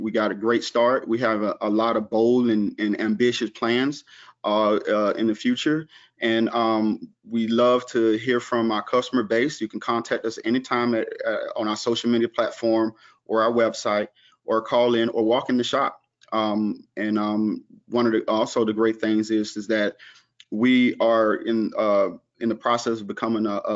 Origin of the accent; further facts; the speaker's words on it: the South, United States; I'm from the South, so we provide a Southern hospitality type atmosphere